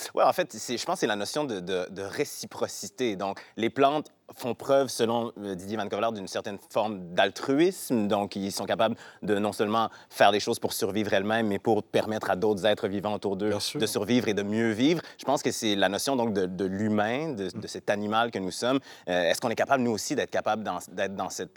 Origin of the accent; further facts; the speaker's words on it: Quebec City, Quebec, Canada; Québec, donc ma ville natale, de la région de Québec